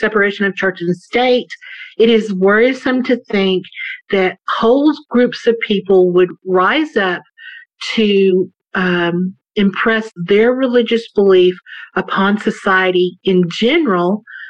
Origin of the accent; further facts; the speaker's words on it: the South, United States; I grew up in the South